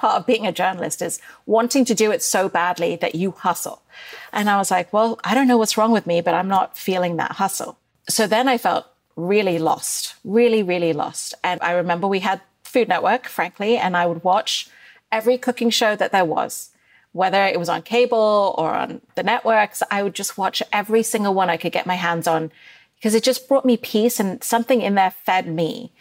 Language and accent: English; Dubai, United Arab Emirates; moved away; I grew up in Dubai during the first Gulf War